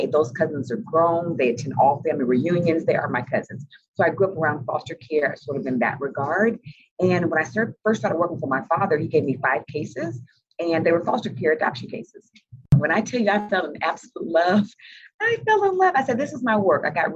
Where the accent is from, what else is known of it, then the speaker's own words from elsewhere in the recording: Indianapolis, Indiana, United States; I grew up in Indianapolis, Indiana